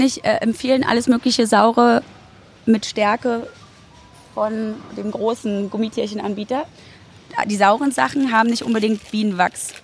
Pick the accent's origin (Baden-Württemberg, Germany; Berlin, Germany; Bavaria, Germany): Berlin, Germany; auch wenn ich in Berlin wohne und da groß ja. geworden bin. Ich bin ja auch in der DDR geboren worden